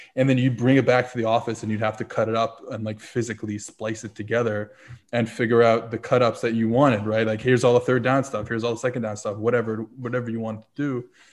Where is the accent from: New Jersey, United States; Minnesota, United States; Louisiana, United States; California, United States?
Louisiana, United States; New Orleans; originally I'm from, uh, I was born in New Orleans